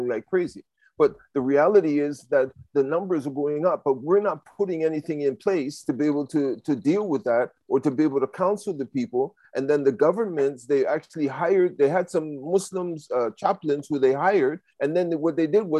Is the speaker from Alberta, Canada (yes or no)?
no; Toronto, Ontario, Canada; Downtown Toronto, it is one of the worst places. I grew up in Regent Park